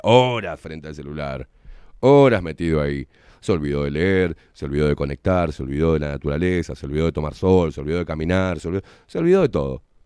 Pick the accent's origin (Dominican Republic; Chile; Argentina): Argentina; vengo de una cultura que es la Argentina y en Argentina se expresa amor a través de la puteada